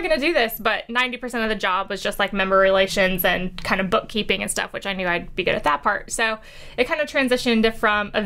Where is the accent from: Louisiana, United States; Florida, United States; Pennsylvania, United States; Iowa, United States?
Iowa, United States; moved away as an adult; now in Charleston, United States; I am from Iowa.